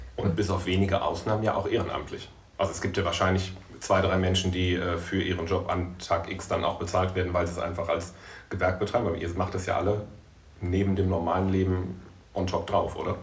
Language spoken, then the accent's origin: German; Bergisches Land, North Rhine-Westphalia, Germany; now in Düsseldorf, Germany; Ich komme aus den Anfängen des Bergischen Landes.